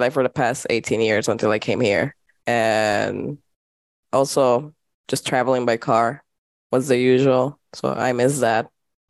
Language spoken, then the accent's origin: English; San Pedro Sula, Cortés, Honduras; moved away as an adult; now in Taiwan; growing up in San Pedro